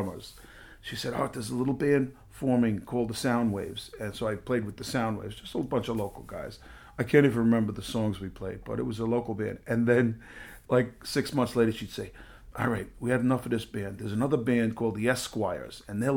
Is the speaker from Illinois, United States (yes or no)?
no; New York City, New York, United States; I was raised up in the Bronx